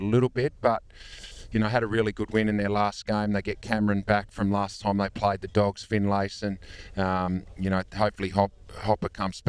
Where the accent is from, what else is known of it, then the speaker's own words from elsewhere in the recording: Devonport, Tasmania, Australia; moved away; I'm from Devonport